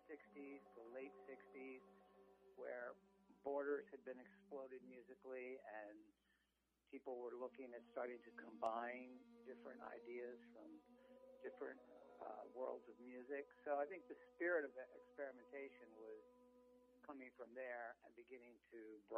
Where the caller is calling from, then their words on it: Columbia, Maryland, United States; I'm beaming in from Columbia, Maryland, halfway between Baltimore and Washington, D.C.